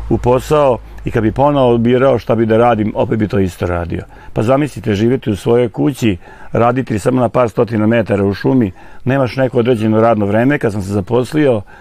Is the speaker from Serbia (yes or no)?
yes; Čortanovci, Vojvodina, Serbia; also born or lived in Inđija; sam rođen u Čortanovcima, a Čortanovci su ipak deo nacionalnog parka Fruška Gora